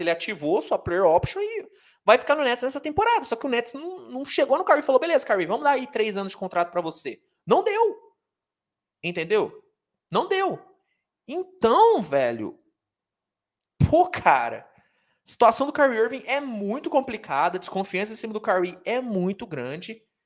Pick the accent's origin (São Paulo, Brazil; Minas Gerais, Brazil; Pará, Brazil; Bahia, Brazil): Minas Gerais, Brazil; Uberaba; eu sou de Uberaba, Minas Gerais